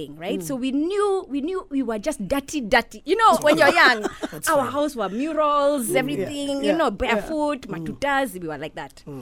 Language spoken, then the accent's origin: English; Kenya; I'm a Kenyan. And proudly so.